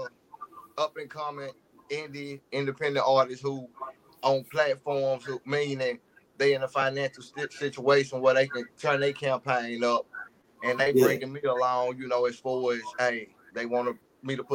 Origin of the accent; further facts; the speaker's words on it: West Memphis, Arkansas, United States; I'm from West Memphis, Arkansas. West Memphis is in Arkansas. It's not Memphis